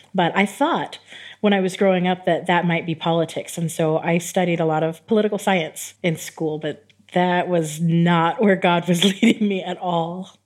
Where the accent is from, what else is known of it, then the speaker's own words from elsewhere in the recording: San Diego, California, United States; moved away as an adult; also born or lived in New York / Texas / El Paso, Texas / Japan; now in Tirana, Albania; I grew up in San Diego, California, and I was raised in a family